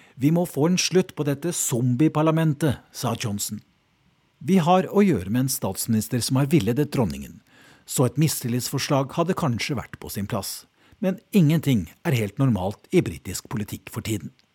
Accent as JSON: {"language": "Norwegian", "country": "Norway", "moved": "as an adult", "lives_now": "London, United Kingdom", "said": "Som nordmann"}